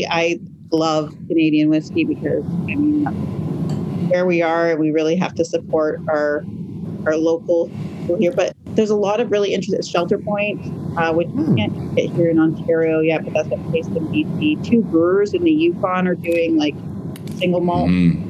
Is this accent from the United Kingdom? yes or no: yes; United Kingdom; That's really like my go-to in that category, just as a British, like, feeling nice.